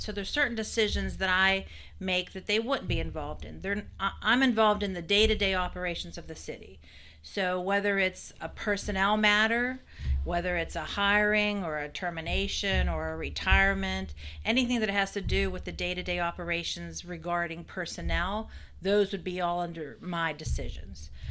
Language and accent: English; Weirton, West Virginia, United States; moved away as an adult; now in Fairmont, United States; I'm not from Fairmont, so, uh, I'm from, I'm from Weirton